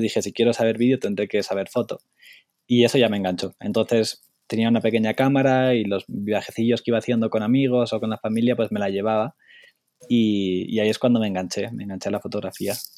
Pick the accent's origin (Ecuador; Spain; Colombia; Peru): Spain; moved away as an adult; soy un fotógrafo de España